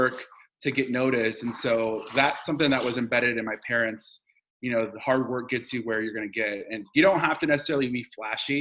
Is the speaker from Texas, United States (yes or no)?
yes; Dallas, Texas, United States; first language Spanish; English is a second language; also born or lived in Washington, D.C. / New York; now in Austin, United States; I'm from Dallas. I'm a Texan